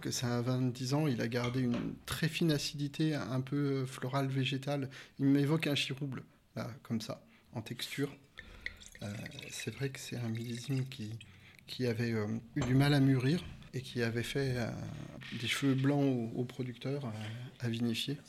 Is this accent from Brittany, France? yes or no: no; Burgundy, Bourgogne-Franche-Comté, France; je suis originaire de, Bourgogne